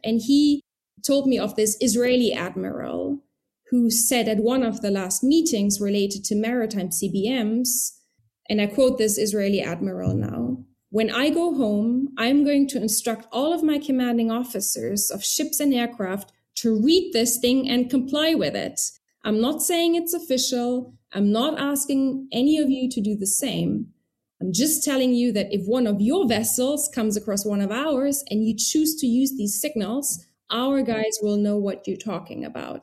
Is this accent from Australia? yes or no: no; Trier, Rhineland-Palatinate, Germany; moved away as an adult; also born or lived in United Kingdom / Moscow, Russia / Beirut, Lebanon; now in Berlin, Germany; I was born in Trier in Germany